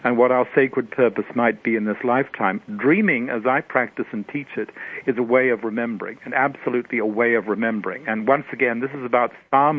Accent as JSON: {"language": "English", "country": "Australia", "tie": "born or raised there", "moved": "yes", "lives_now": "United States", "said": "I wasn't born in this country, of course. I was born in Australia."}